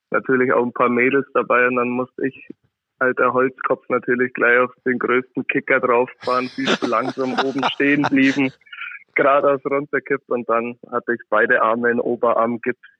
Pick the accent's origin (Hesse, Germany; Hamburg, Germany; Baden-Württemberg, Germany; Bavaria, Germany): Bavaria, Germany; Füssen; also born or lived in Munich; Genau, das ist richtig. Ähm, ich bin in München geboren, habe aber ansonsten mit der Stadt München gar nicht so viel am Hut